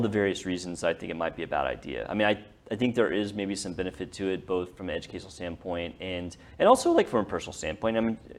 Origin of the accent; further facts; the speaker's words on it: North Texas, United States; growing up in Texas, especially North Texas